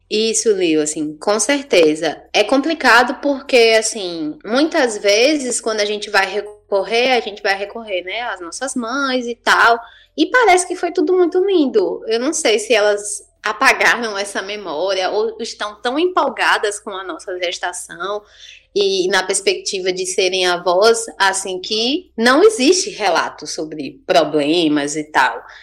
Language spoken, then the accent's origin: Portuguese; Salvador, Bahia, Brazil; now in Juazeiro, Brazil; Eu sou de Salvador, né? Não disse isso, mas moro em Juazeiro há muitos anos.